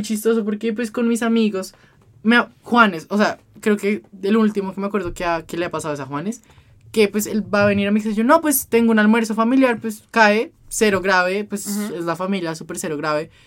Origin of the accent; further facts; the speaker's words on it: Bogotá, Colombia; como buen cachaco